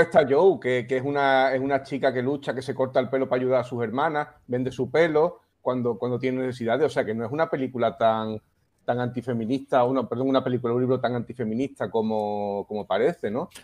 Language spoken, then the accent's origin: Spanish; Melilla, Spain; yo nací en Melilla, entonces que soy afrodescendiente también